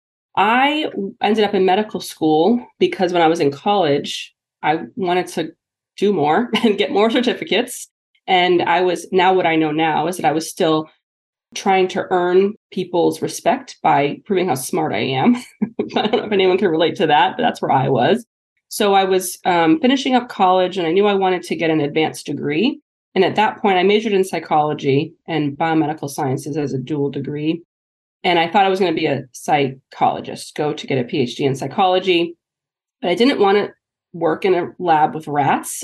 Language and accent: English; New Hampshire, United States; moved away as an adult; also born or lived in Kirksville, Missouri / Pittsburgh, Pennsylvania; joined a private practice back in my hometown of New Hampshire